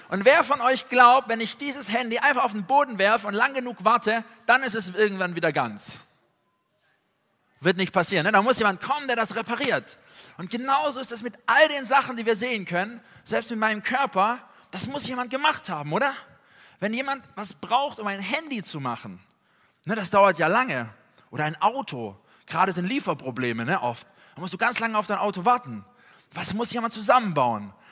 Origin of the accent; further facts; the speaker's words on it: Tübingen, Baden-Württemberg, Germany; sondern ich komme eigentlich aus Süddeutschland, aus Tübingen bei Stuttgart.